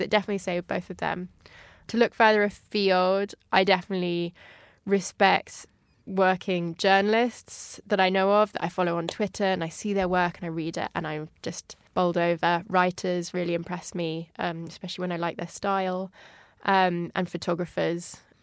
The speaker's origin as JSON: {"language": "English", "town": "Paris", "region": "Île-de-France", "country": "France", "tie": "born or raised there", "also_born_or_lived": "Kent, England", "moved": "as an adult", "lives_now": "London, United Kingdom", "said": "I moved out of Kent uh, with my family when I was about six and a half. And my family actually moved to France, to Paris"}